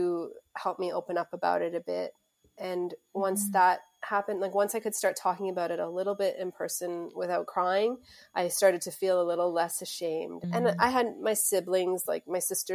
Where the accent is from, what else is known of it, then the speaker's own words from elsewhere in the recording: Mississauga, Ontario, Canada; also born or lived in South Africa; I was born in South Africa, but we moved to Mississauga, which is just outside of Toronto, when I was 7 years old. So I grew up in Mississauga